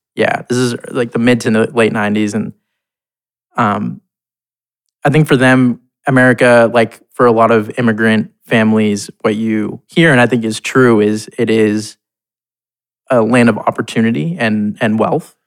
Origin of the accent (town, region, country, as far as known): Boston, Massachusetts, United States; born or raised there; moved away as an adult; also born or lived in India / London, England / Ohio / New York; now in Portland, United States